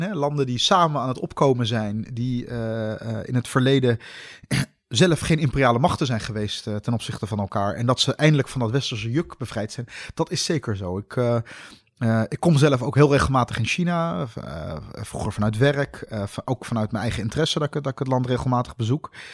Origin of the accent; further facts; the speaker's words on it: Netherlands; ik ben in Nederland geboren.